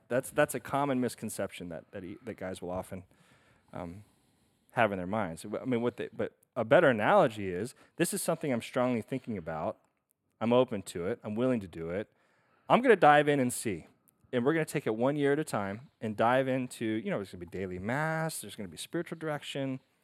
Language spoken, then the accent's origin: English; Stillwater, Oklahoma, United States; born or raised there; moved away as an adult; also born or lived in Rome, Italy